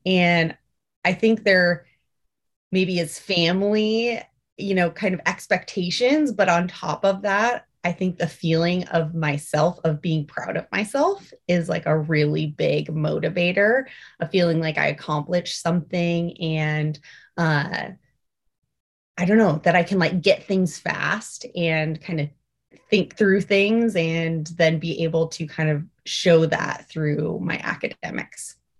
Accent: Alaska, United States; We grew up in Alaska, um, born and raised up here

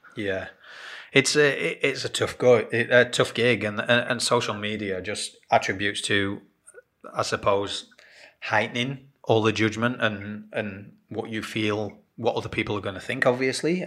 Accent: England, United Kingdom; moved away as an adult; now in Australia; being English and growing up, you tend to you go to school

